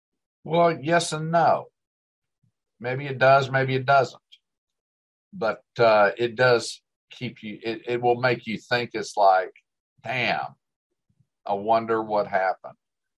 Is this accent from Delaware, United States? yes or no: yes; Delaware, United States; also born or lived in Ohio / Tulsa, Oklahoma; now in Dallas, United States; I mean, I was born in Ohio, spent 9 years in Delaware. I was young. I loved the snows that we got in Delaware, moved to Tulsa.